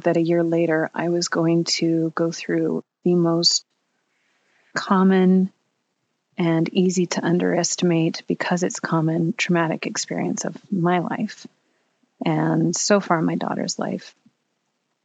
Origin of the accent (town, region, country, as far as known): Bay Area, California, United States; born or raised there; moved away as an adult; also born or lived in Pittsburgh